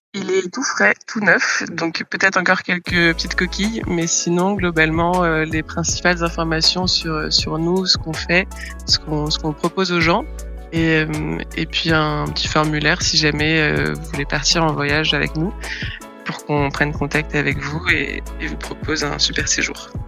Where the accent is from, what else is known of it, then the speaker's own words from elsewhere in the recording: France; moved away; en tant que Français